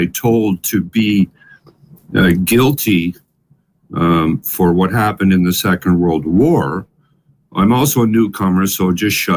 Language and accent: English; Ottawa, Ontario, Canada; born or raised there; English is a second language; also born or lived in Ettenheim, Baden-Württemberg, Germany